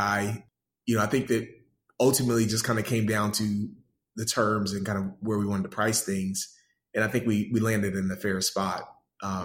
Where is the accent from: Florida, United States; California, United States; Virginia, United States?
Florida, United States; Pensacola; also born or lived in Detroit, Michigan; now in Atlanta, United States; I grew up in Pensacola, Florida. Was born in Detroit, but from the first grade up, my mother's hometown is Pensacola